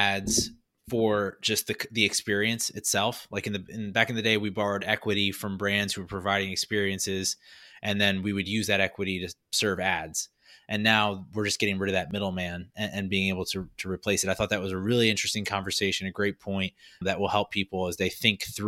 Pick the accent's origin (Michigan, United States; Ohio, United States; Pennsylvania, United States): Pennsylvania, United States; Philadelphia; now in South Carolina, United States; I grew up in Philadelphia and then outside of Philadelphia